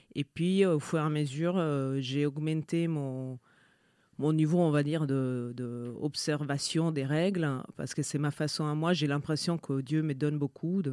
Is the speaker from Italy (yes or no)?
yes; Italy; French is a second language; moved away; je suis euh, italienne. mes deux parents sont italiens